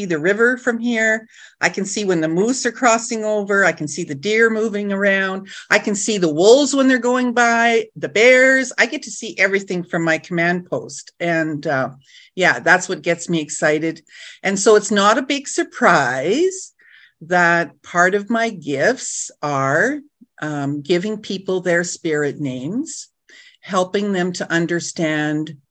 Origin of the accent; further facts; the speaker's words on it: Nipigon, Ontario, Canada; I'm from the Red Rock Indian Band, which is just outside of Nipigon, outside of Thunder Bay, if you're familiar with that area. So northwestern Ontario.